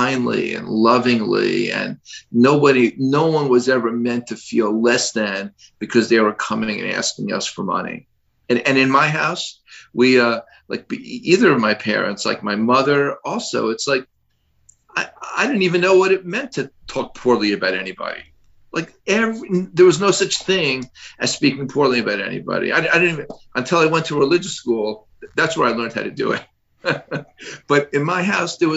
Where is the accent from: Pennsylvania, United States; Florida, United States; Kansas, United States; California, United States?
Florida, United States; Miami; I was born and raised in Miami.